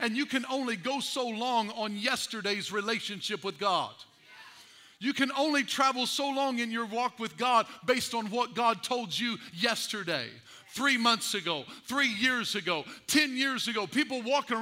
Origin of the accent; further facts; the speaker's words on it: Albion, Illinois, United States; I was raised in Edwards County, Albion, Illinois, and we loved us some pigs in Albion